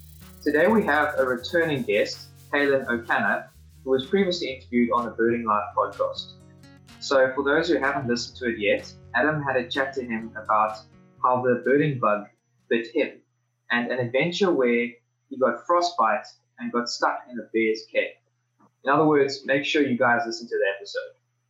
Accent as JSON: {"language": "English", "country": "South Africa", "said": "a bird that I, as a South African, have seen, but only on a farm or like the dinner table."}